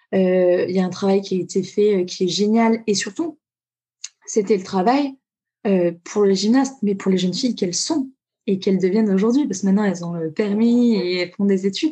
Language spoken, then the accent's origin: French; Tulle, Nouvelle-Aquitaine, France; moved away as an adult; now in Toulouse, France; je suis donc de Tulle, en Corrèze